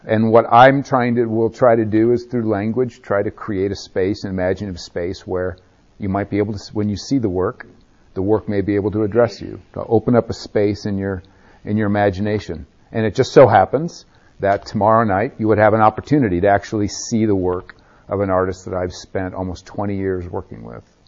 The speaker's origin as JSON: {"language": "English", "region": "Nebraska", "country": "United States", "tie": "born or raised there", "said": "I grew up in Nebraska"}